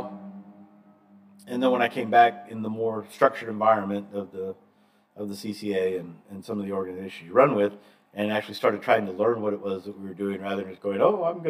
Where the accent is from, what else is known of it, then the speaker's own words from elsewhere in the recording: Atlanta, Georgia, United States; I'm from Atlanta